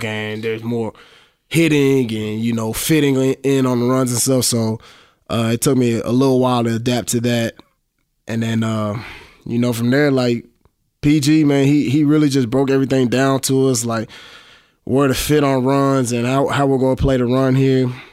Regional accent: Dallas, Texas, United States; I'm from Dallas

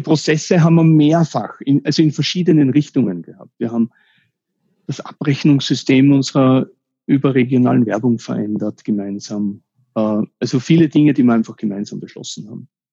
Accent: Austria; first language German; mich als Österreicher

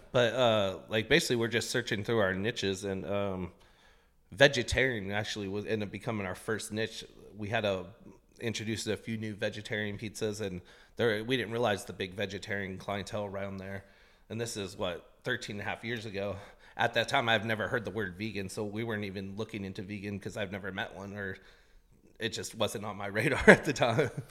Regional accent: Portland, Oregon, United States; also born or lived in East Los Angeles, California; We came here when I was a toddler, so I only know Portland. I'm actually from Southeast Portland

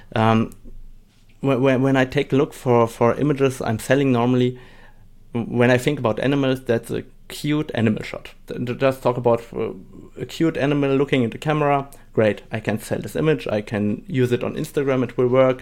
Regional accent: Germany; English is a second language; also born or lived in Saarbrücken, Germany / Poland (parents); I'm from Germany, and, uh, my parents come from Poland, so I speak today Polish and German and a little bit of English

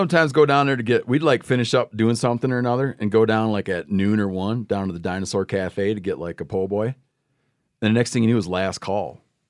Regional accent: Michigan, United States; I'm from Michigan.

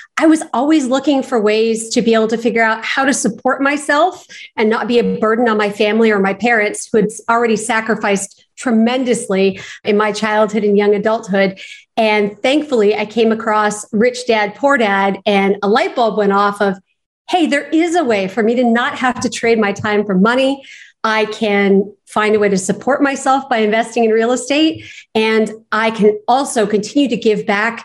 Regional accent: Los Angeles, California, United States; growing up in Los Angeles

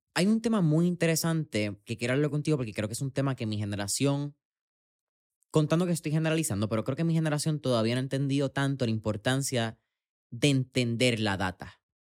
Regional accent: Puerto Rico

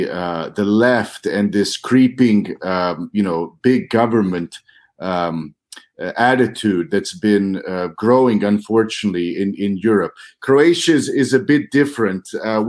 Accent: St. Joseph, Missouri, United States; I'm originally from Missouri, so your viewers should know I grew up just north of Kansas City on the border of Missouri and Kansas.

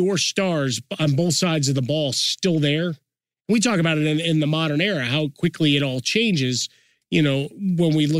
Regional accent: Chicago, Illinois, United States; as a kid growing up in Chicago

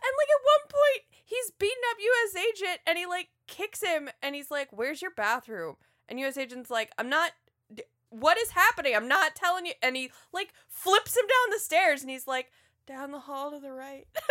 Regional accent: North Carolina and Georgia, United States; I was raised in North Carolina and Georgia

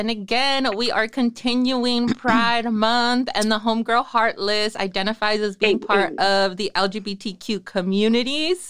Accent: Salinas, California, United States; also born or lived in Los Angeles; actually lived in LA for a while, and when I was there, I lived in the 310. I was in West LA. And so Salinas is 831.

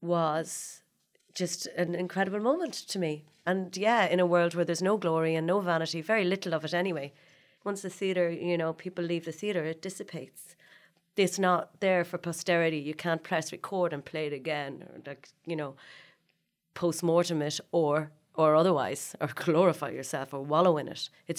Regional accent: Dundalk, Leinster, Ireland; I was from Dundalk and had played Snow White in The Seven Dwarfs.

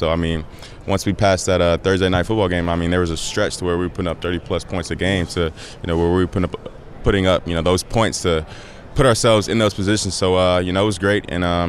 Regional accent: Atlanta, Georgia, United States; So I'm from Atlanta, so my dad has season tickets

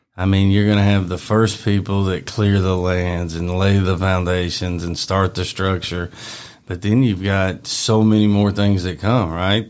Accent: Bartlett, Tennessee, United States; also born or lived in Arlington, Tennessee; I grew up in Bartlett. I was always in Bartlett

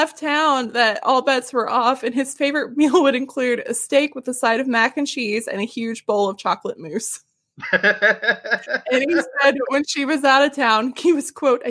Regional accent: Arkansas, United States; I'm from Arkansas. I've never heard of this before

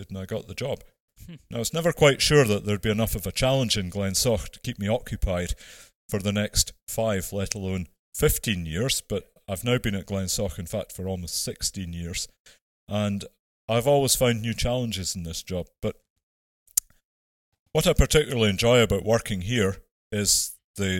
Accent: Ettrick, Scotland, United Kingdom; moved away as an adult; also born or lived in Aberdeen; I was born and brought up in Ettrick in the Borders in Selkirkshire

